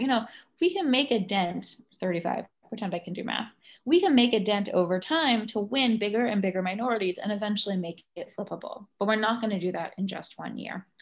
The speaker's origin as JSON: {"language": "English", "region": "Virginia", "country": "United States", "moved": "yes", "lives_now": "New York, United States", "said": "I live in New York, uh, I'm from Virginia, which is now a blue state"}